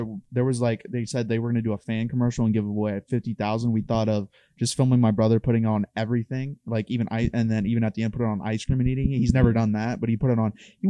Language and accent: English; Dayton, Ohio, United States; We had a neighbor when I grew up in Dayton.